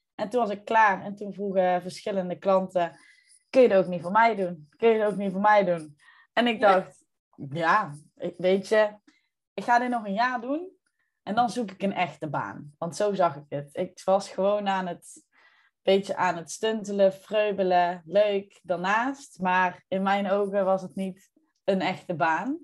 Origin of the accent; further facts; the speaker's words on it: North Brabant, Netherlands; trotse Brabander, maar eh, niet altijd in Brabant te vinden